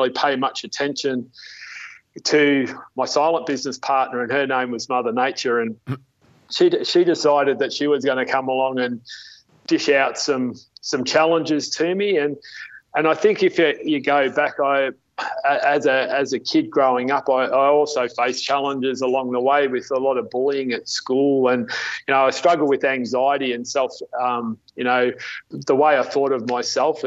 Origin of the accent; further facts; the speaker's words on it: Melbourne, Victoria, Australia; also born or lived in Goulburn Valley; I was born and bred in Melbourne, and I lived in Melbourne till I was 15. I was brought up in the eastern outer suburbs of Melbourne.